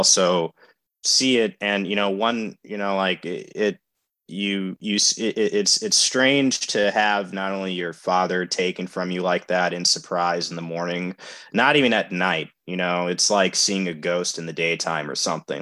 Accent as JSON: {"language": "English", "town": "Milwaukee", "region": "Wisconsin", "country": "United States", "tie": "born or raised there", "said": "growing up in Milwaukee, one of the most segregated places in our country"}